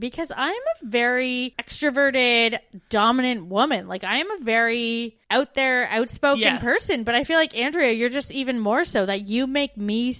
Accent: Canada; moved away as an adult

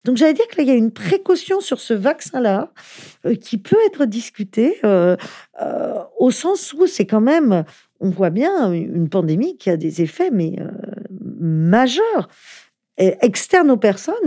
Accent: France; en tant que Français

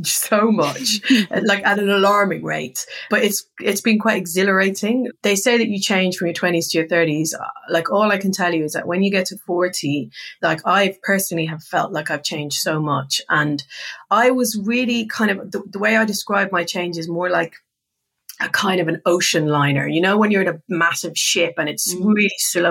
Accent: Ireland; we're both Irish

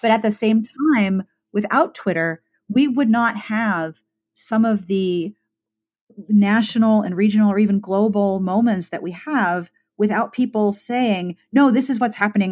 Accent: Pittsburgh, Pennsylvania, United States; I am from Pittsburgh

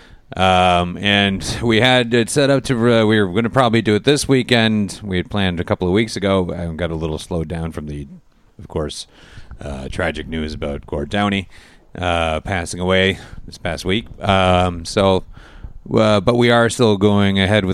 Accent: United States; now in Canada; me being an American and you know, moving here

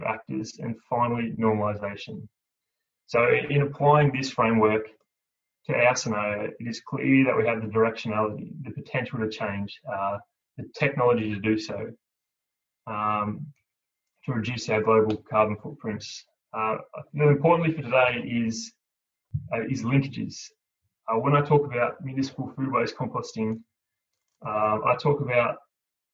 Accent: Cooma, New South Wales, Australia; I grew up on Ngarrio country. I'm from Cooma, the gateway to the Snowy Mountains

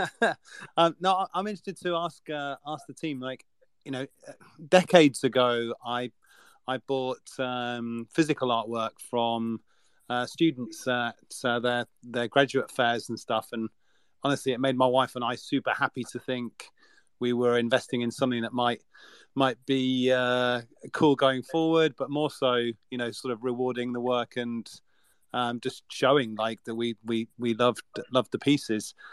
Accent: United Kingdom; We're so British

